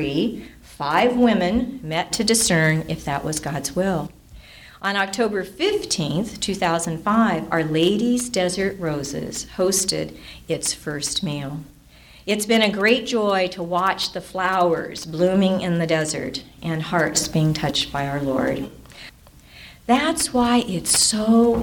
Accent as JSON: {"language": "English", "area": "Orange County", "region": "California", "country": "United States", "tie": "born or raised there", "moved": "as an adult", "lives_now": "San Bernardino County desert, United States", "said": "I grew up in Orange County"}